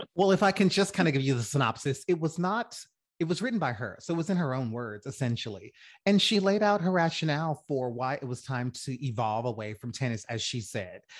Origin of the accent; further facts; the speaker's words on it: Louisiana, United States; also born or lived in New Orleans; I'm from Louisiana